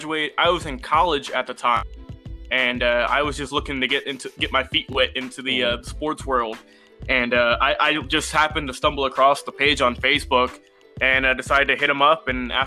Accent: Atlanta, Georgia, United States; I'm from Atlanta

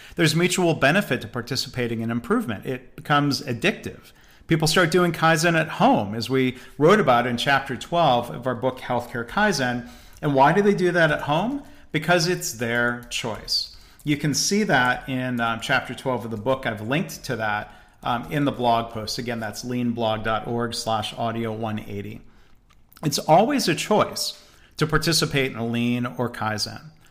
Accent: Detroit, Michigan, United States; I grew up around Detroit.

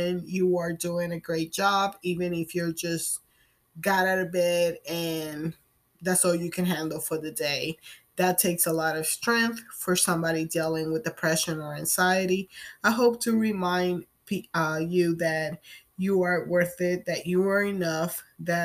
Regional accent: Puerto Rico; I am from Puerto Rico

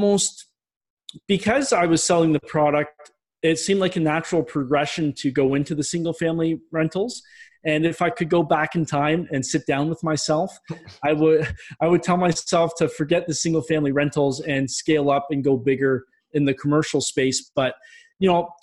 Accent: Ontario, Canada; also born or lived in Minnesota; I'm originally from Ontario in Canada. So I went back home

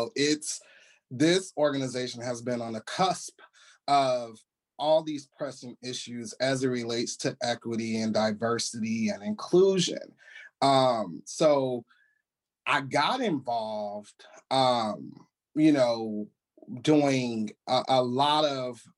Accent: California, United States; moved away as an adult; now in Washington, DC, United States; California, my home state in LA, in Santa Monica

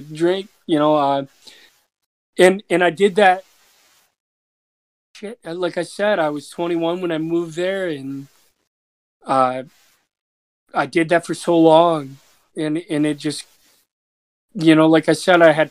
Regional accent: Spring Lake, Michigan, United States; moved away as an adult; also born or lived in New York City; I'm from Michigan. I grew up on the west. I grew up on the west side of Michigan. It's called Spring Lake, Grand Haven

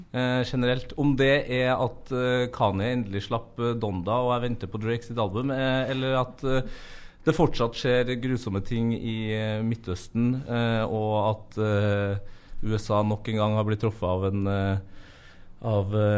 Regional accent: Norway; vi som er født og oppvokst i Norge, som bor i Norge

